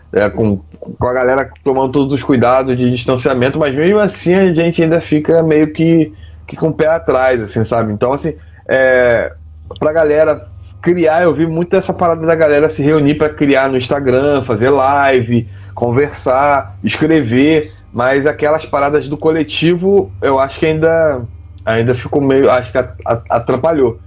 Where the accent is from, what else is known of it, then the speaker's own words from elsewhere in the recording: Duque de Caxias, Rio de Janeiro, Brazil; eu sou lá da Baixada Fluminense, lá de Duque de Caxias